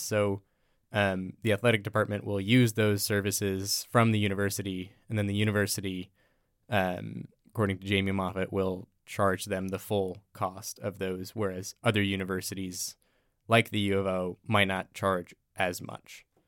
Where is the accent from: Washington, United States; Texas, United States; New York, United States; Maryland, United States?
Washington, United States; Everett; moved away as an adult; I'm from Everett, Washington, the Seattle area.